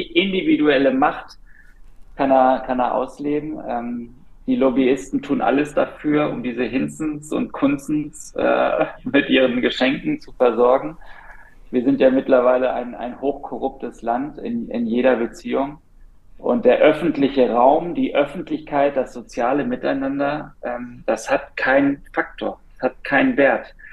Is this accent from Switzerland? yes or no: no; Berlin, Germany; als, als Berliner, als Deutscher